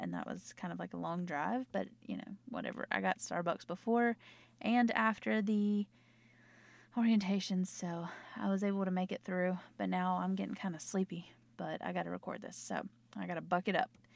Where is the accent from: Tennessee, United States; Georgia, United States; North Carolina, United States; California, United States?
North Carolina, United States; accent: Southern; I'm from the South. I'm from North Carolina, if you haven't heard in my accent